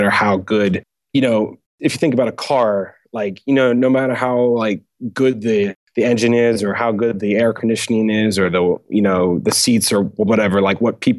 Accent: United States; also born or lived in Auckland, New Zealand; I'm an American.

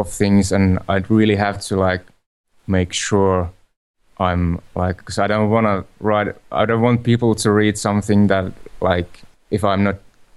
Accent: Finland; from Finland

